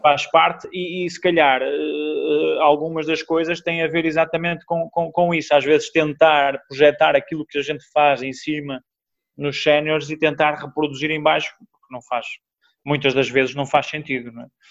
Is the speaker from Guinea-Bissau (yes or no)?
no; Braga, Norte, Portugal; eu sou natural de Braga